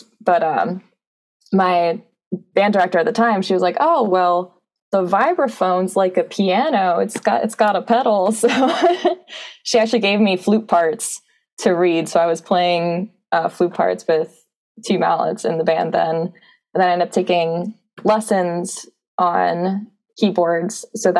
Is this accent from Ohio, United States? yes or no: no; Lansdale, Pennsylvania, United States; Lansdale, PA. So it's about 3 hours southeast from Penn State. So it's right in the southeast corner of PA.